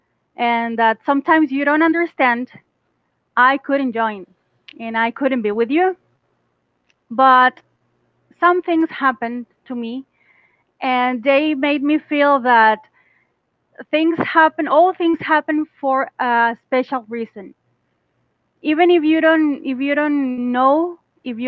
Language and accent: English; Costa Rica; English is a second language; I'm Costa Rican